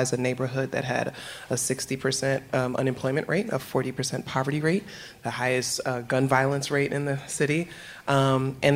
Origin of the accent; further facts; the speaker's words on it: New York City, New York, United States; moved away as an adult; now in Philadelphia, United States; New York, which is where I'm from. I'm from the Bronx